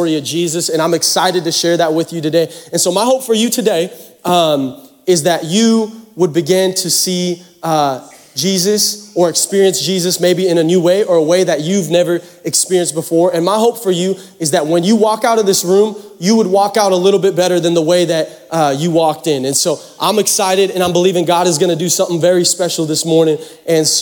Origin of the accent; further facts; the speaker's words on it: Seattle, Washington, United States; now in Texas, United States; I'm from Seattle. I'm from the Pacific Northwest